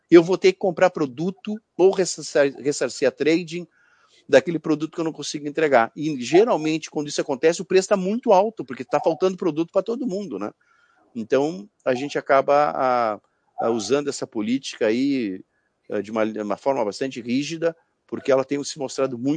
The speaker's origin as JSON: {"language": "Portuguese", "town": "Porto Alegre", "region": "Rio Grande do Sul", "country": "Brazil", "said": "já está dando efeito aqui no sul do Brasil, né? Eu sou aqui de Porto Alegre"}